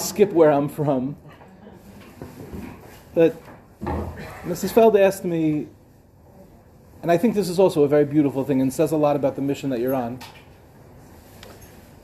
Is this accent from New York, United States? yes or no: yes; Five Towns, Long Island, New York, United States; also born or lived in Lawrence, New York / Far Rockaway, New York; now in Israel; I was born in the Five Towns